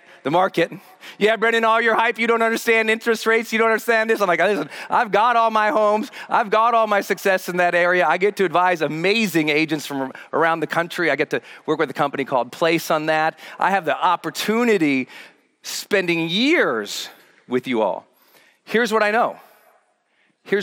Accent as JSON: {"language": "English", "town": "Butte", "region": "Montana", "country": "United States", "tie": "born or raised there", "moved": "as an adult", "said": "my hometown, Butte, Montana."}